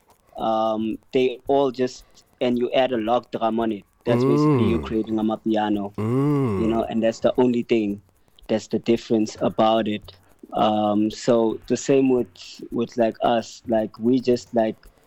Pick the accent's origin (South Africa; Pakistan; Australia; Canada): South Africa; we as South Africans and as South African TikTokers are trying to keep the movement here